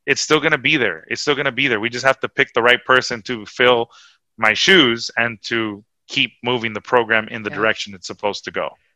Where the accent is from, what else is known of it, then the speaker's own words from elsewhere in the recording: Huntington Park, California, United States; I came from Huntington Park and I was the you know the brown kid from the from the hood